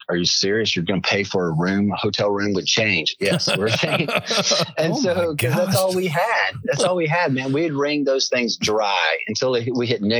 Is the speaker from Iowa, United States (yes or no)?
no; South Carolina, United States; moved away as an adult; also born or lived in Northern California; I grew up in South Carolina.